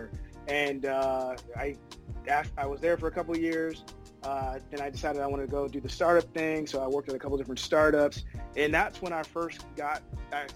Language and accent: English; Oakland, California, United States; I'm originally from the Bay. Big shout out to Oakland